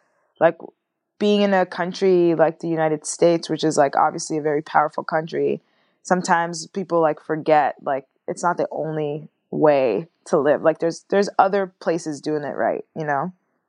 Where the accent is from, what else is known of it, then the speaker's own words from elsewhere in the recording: France; born there; But then technically I was born in France, but I didn't get like French citizenship.